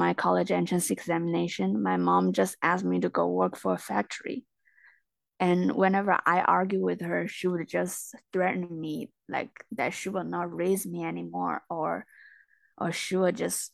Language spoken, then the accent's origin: English; Jiangxi, China; I'm from a small town in Jiangxi Province in China.